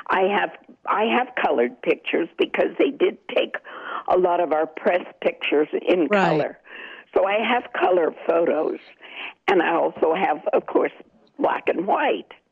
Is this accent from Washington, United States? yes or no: no; Washington, District of Columbia, United States; Well, you know, um, I was a teenager then, and it was very exciting for